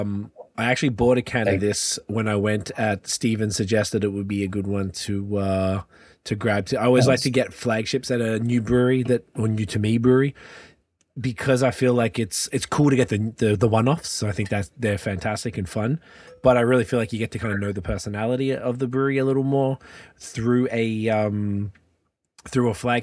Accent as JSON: {"language": "English", "town": "Melbourne", "region": "Victoria", "country": "Australia", "also_born_or_lived": "Montreal, Canada", "moved": "as an adult", "lives_now": "Toronto, Canada", "said": "I'm from Melbourne, Australia"}